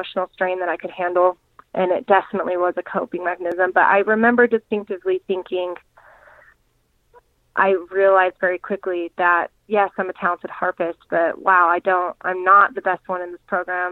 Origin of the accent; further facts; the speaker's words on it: Kaysville, Utah, United States; moved away as an adult; also born or lived in Arizona; My now husband, which we grew up in Kaysville together, so we dated a little bit growing up